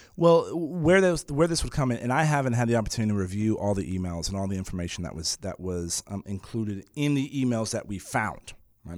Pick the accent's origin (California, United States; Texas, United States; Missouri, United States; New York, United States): Texas, United States; San Antonio; I was born and raised in San Antonio